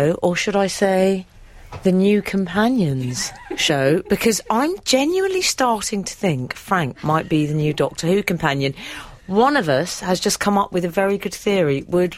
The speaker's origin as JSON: {"language": "English", "region": "London", "country": "United Kingdom", "tie": "born or raised there", "said": "Darling, when we grew up in North London?"}